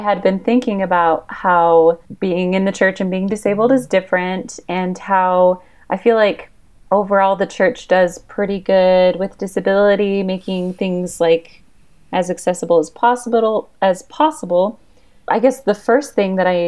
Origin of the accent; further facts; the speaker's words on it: Washington, United States; now in Utah, United States; I grew up in Washington State. I'm currently in Utah.